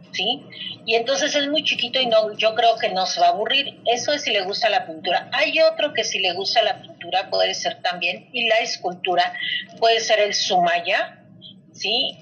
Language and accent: Spanish; Mexico; sí soy mexicana, pero también traigo sangre española.